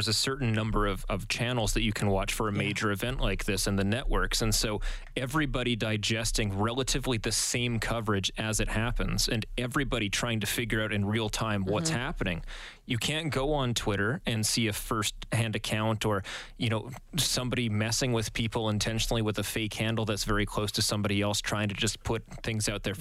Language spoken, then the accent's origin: English; North Vancouver, British Columbia, Canada; born or raised there